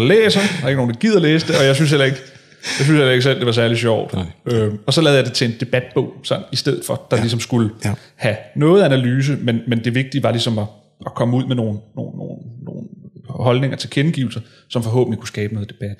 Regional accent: Hillerød, Capital Region of Denmark, Denmark; jeg voksede op i Hillerød, øh, gik på gik folkeskole i Hillerød

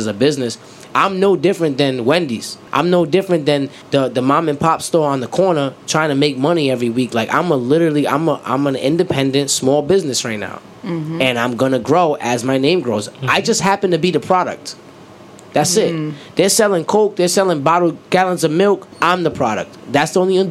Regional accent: Rhode Island, United States; also born or lived in Atlanta; I'm from Rhode Island

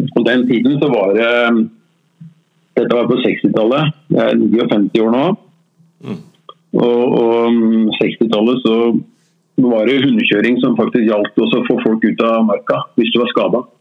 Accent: Oslo, Norway; Jeg er Oslo-gutt. Født og oppvokst på Grorud.

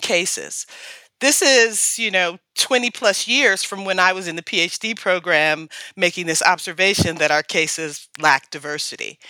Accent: Detroit, Michigan, United States; I'm from Detroit

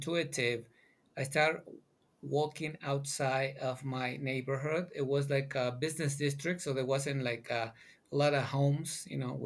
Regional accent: Mexico City, Mexico; now in United States; I'm originally from Mexico City, born and raised.

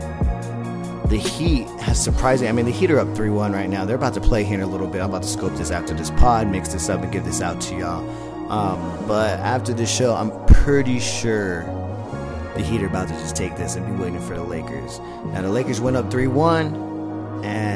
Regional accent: San Diego, California, United States; moved away; also born or lived in Los Lunas, New Mexico; I come from San Diego, California

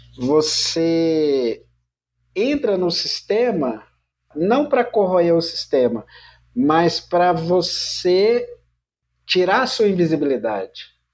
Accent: Minas Gerais, Brazil; eu sou mineiro

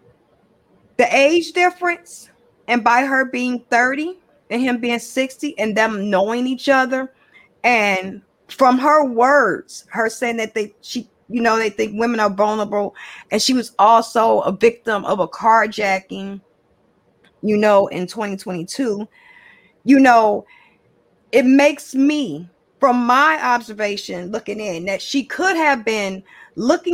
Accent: Chicago, Illinois, United States; I'm from Chicago. I'm from the West Side. I'm from Chicago

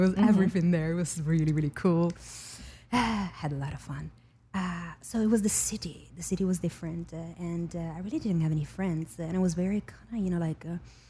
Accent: Venice, Veneto, Italy; moved away; I was born and raised in Venice, Italy.

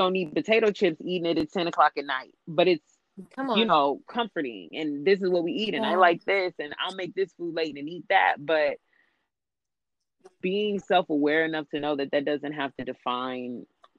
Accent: California, United States; also born or lived in the South; just how we were raised in California

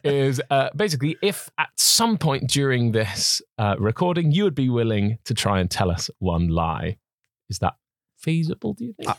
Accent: Welsh, Wales, United Kingdom; being Welsh

